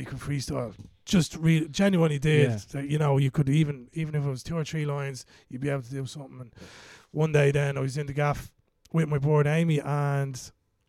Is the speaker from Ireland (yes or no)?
yes; Kildare, Leinster, Ireland; I'm from Kildare, a tiny little village called Strafford.